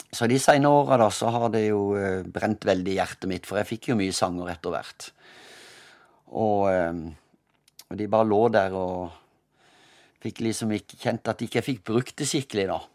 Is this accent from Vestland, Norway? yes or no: no; Kristiansand, Agder, Norway; also born or lived in Søgne; jeg er født i Søgne utenfor Kristiansand